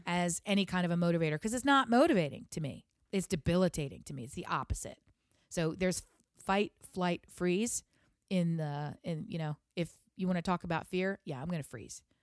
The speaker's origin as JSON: {"language": "English", "region": "Delaware", "country": "United States", "said": "I'm from Delaware"}